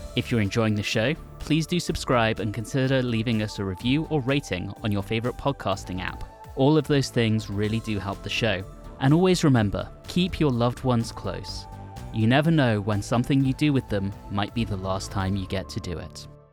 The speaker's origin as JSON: {"language": "English", "country": "United Kingdom", "moved": "as an adult", "lives_now": "United States", "said": "as a Brit who has lived in the U S for twelve years at this point"}